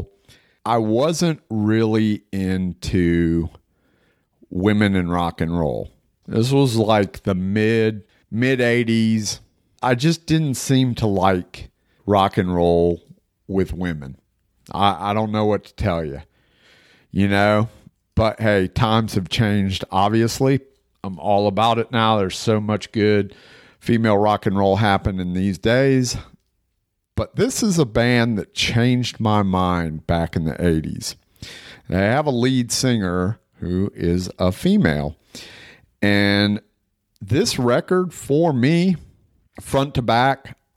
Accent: Florida, United States; I grew up in Florida

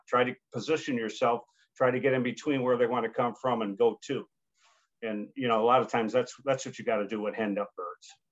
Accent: United States; also born or lived in New York / Pennsylvania; growing up in New York and Pennsylvania, was pretty much all public hunting ground

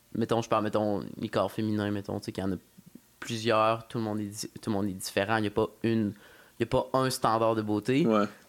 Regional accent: Quebec City, Quebec, Canada; first language French; J'ai grandi à Courville

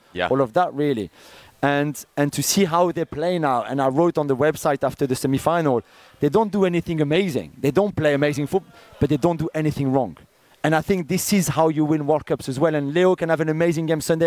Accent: Paris, Île-de-France, France; I'm French. Always. I'm from Paris.

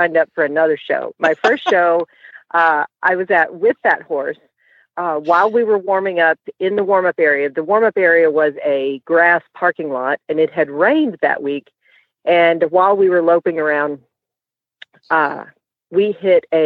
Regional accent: Texas, United States; now in San Francisco, United States; I am from Texas

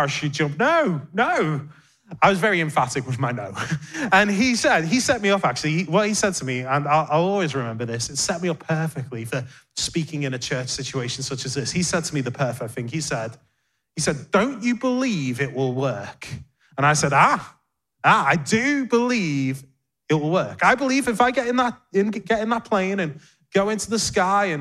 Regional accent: Liverpool, North West England, United Kingdom; moved away as an adult; now in London, United Kingdom; we were youth pastors at a great church in my hometown of Liverpool

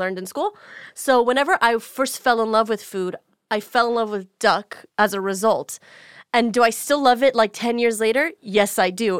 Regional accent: United States; I'm an American

